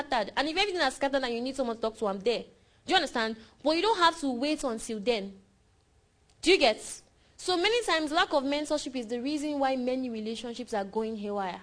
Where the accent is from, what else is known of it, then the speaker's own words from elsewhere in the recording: Nigeria; I'm less a Nigerian than Buhari is